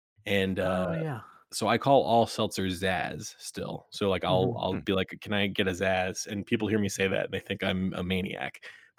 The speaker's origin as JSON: {"language": "English", "region": "Rhode Island", "country": "United States", "tie": "born or raised there", "said": "And also, I grew up in Rhode Island, where our regional grocery chain, one of them, is called Stop and Shop."}